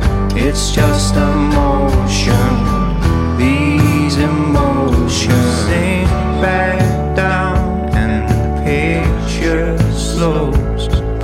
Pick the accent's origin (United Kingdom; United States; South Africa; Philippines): United Kingdom; Derry, Northern Ireland; from Derry, Northern Ireland.